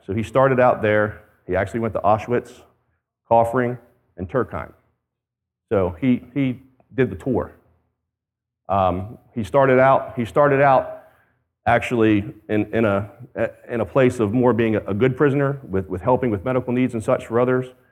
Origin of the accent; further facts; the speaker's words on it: United States; I as an American